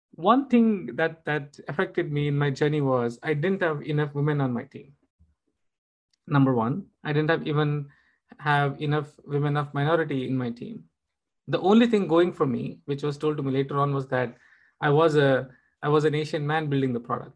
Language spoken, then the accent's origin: English; India; I'm, I'm an Indian.